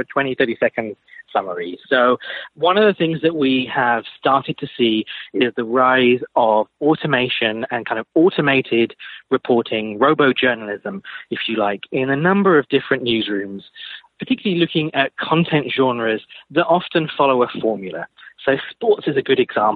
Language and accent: English; United Kingdom; now in United States; You probably guess from my accent, I'm not originally from the States, I'm from the UK